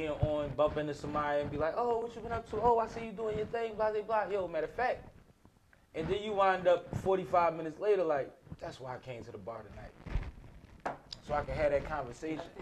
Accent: Boston, Massachusetts, United States; I'm from Boston

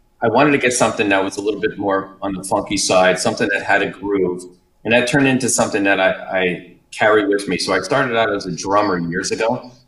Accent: New York, United States; moved away as an adult; Yeah, so I came down from New York about 5 years ago.

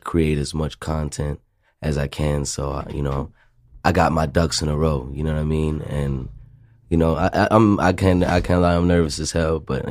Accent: Phoenix, Arizona, United States; I was born in Maryville. I grew up on 75th and Indian School

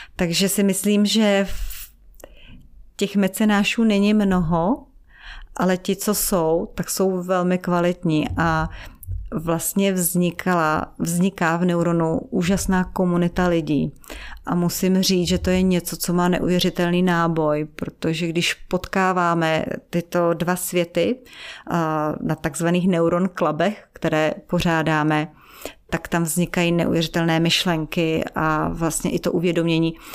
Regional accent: Czechia; also born or lived in Africa / Israel; jsem z České republiky

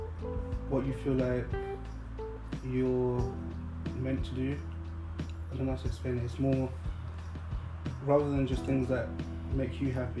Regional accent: London, United Kingdom; I'm from Northwest London, Wembley area

